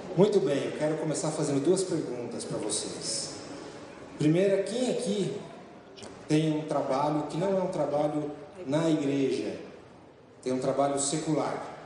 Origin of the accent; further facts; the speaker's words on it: São Paulo, Brazil; eu sou nascido em São Paulo